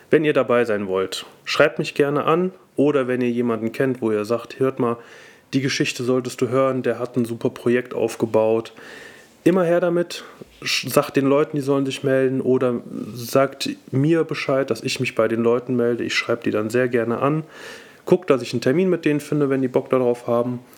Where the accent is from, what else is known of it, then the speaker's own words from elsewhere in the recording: Cologne, North Rhine-Westphalia, Germany; äh, ich komme aus Köln und äh, bin Mitglied des Team Alfila.